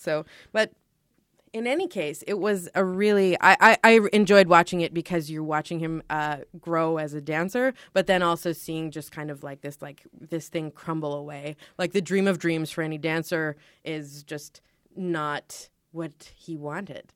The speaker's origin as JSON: {"language": "English", "country": "Canada", "said": "we're Canadian"}